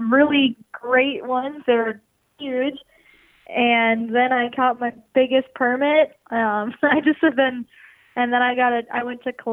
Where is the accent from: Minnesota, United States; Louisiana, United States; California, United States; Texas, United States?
Minnesota, United States; moved away as an adult; now in Portland, United States; I'm from Minnesota and I lived there my whole life until I moved to Portland.